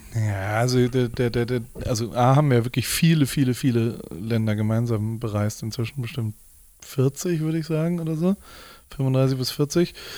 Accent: Heidelberg, Baden-Württemberg, Germany; ich bin in Heidelberg aufgewachsen

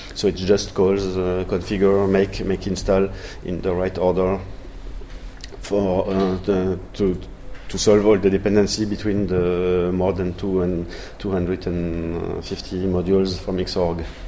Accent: France; accent: French; English is a second language; also born or lived in Toulouse, France; I'm a French guy, you will hear it with my English accent, uh, living in Toulouse in the southwest of France

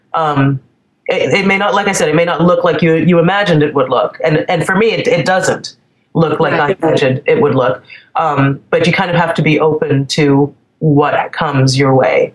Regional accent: Trinidad & Tobago; moved away; I'm from the Caribbean originally. I'm from Trinidad

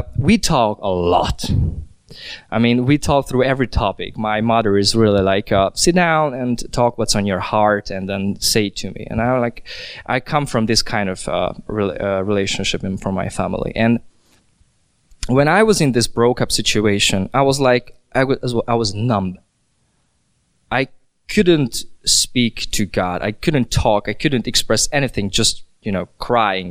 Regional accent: Hungary; moved away as an adult; also born or lived in Vienna, Austria; I'm from Hungary, but I lived in Vienna, in Austria, in a couple past years.

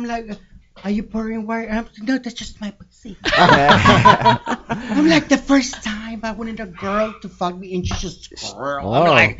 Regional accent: Belize; moved away; I'm from Belize.

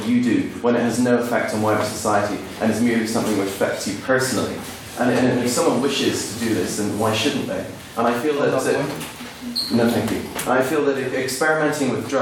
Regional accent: Ireland; moved away as an adult; now in Belfast, United Kingdom; I come from the Republic of Ireland

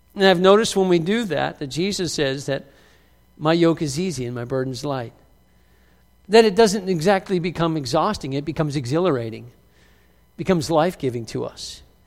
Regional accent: United States; many of us in the U S A who identify as Christians

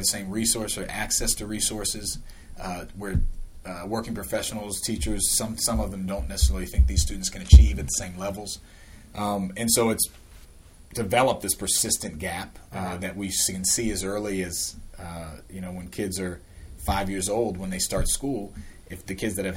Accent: Silver Spring, Maryland, United States; I grew up in Long Branch, Silver Spring, went to MCPS public schools

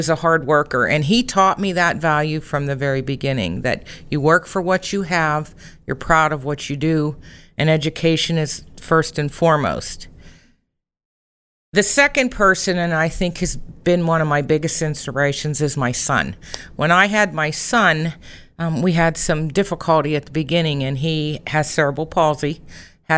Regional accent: Rochester, United States; I am a Rochester native, and I grew up in the Congregation of Grace Lutheran Church in Rochester

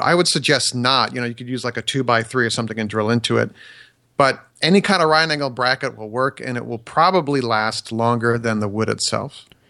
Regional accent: Wisconsin, United States; I grew up in Wisconsin, so maybe it's a Wisco thing

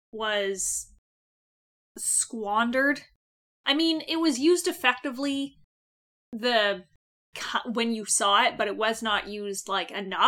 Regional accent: Canada; We're Canadian.

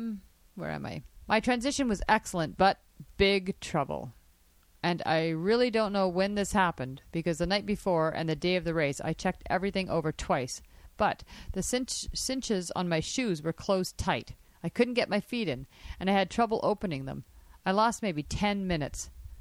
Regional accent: Sparwood, British Columbia, Canada; I was humbled when I signed up at the pool here in my hometown of Sparwood, BC, and realized that I could swim, but not really.

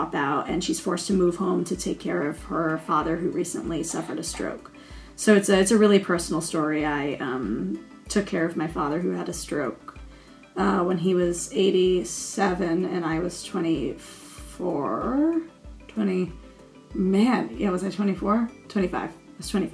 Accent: Connecticut, United States; now in Brooklyn, United States; I hail from Connecticut, but I live in Brooklyn now.

